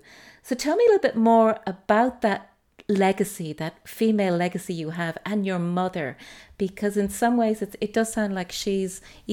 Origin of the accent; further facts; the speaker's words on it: Dublin, Leinster, Ireland; also born or lived in United States; I grew up in Whitehall